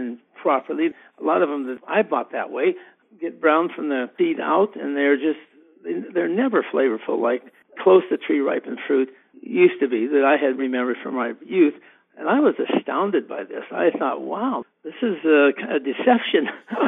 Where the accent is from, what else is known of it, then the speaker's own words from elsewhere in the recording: Big Sandy, Montana, United States; the small town that I grew up near Big Sandy, which is 1,000 people when I graduated from high school in 66